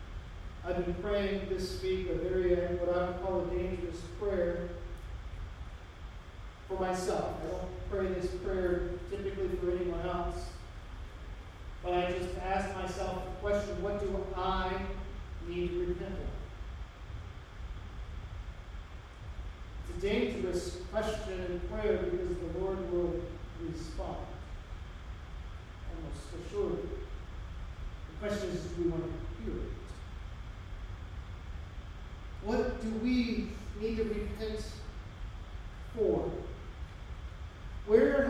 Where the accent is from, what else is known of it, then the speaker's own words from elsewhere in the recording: United States; as American Christians